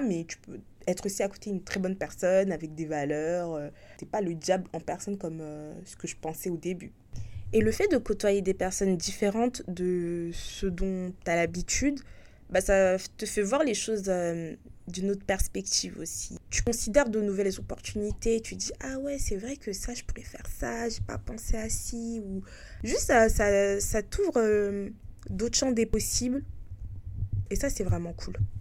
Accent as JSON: {"language": "French", "country": "France", "moved": "as an adult", "lives_now": "Hong Kong", "said": "j'ai quitté la France il y a ouais, il y a un an et demi, comme j'ai dit pour travailler à l'étranger, à Hong"}